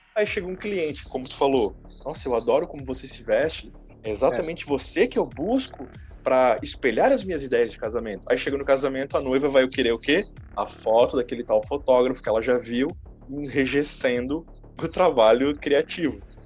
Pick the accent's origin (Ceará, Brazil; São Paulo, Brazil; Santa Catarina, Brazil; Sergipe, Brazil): Santa Catarina, Brazil; Itajaí; eu sou também de Itajaí